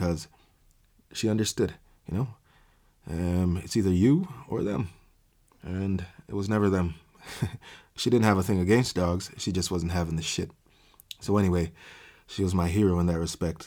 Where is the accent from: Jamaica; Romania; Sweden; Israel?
Jamaica; I grew up in Jamaica